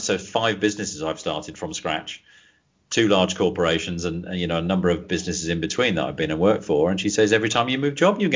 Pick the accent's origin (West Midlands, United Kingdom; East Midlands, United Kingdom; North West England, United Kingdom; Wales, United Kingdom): East Midlands, United Kingdom; Leicester; moved away as an adult; also born or lived in Banbury; I was born in Leicester originally